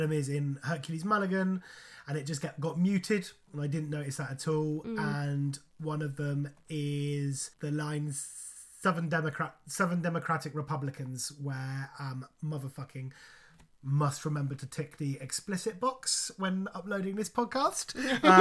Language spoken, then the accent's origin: English; United Kingdom; being British